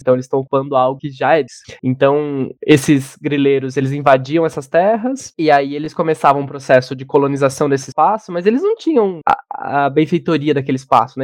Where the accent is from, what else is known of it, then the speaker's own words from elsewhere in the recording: Joanópolis, São Paulo, Brazil; moved away as an adult; also born or lived in Rosana, São Paulo; now in São Paulo, Brazil; nasci no interior de São Paulo, uma cidade bem pequena chamada Joanópolis.